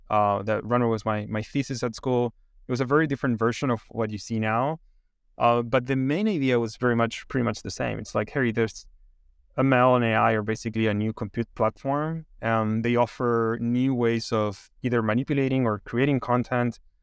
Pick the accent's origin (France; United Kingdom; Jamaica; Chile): Chile; moved away; I'm originally from Chile, and, um, I studied, like, econ in, in Chile